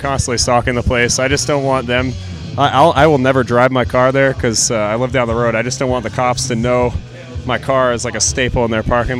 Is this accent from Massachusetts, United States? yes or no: yes; Spencer, Massachusetts, United States; I'm from Spencer.